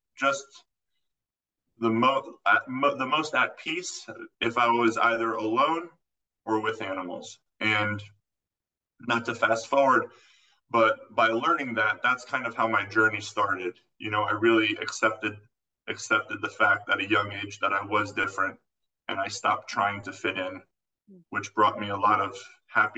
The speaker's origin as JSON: {"language": "English", "region": "Florida", "country": "United States", "tie": "born or raised there", "also_born_or_lived": "California", "moved": "as an adult", "said": "I actually grew up in Florida"}